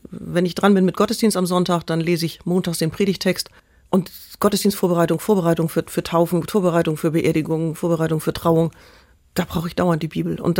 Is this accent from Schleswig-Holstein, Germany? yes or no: yes; Kiel, Schleswig-Holstein, Germany; now in Elmshorn, Germany; ich bin in Kiel aufgewachsen, lebe jetzt mit meiner Frau in Emshorn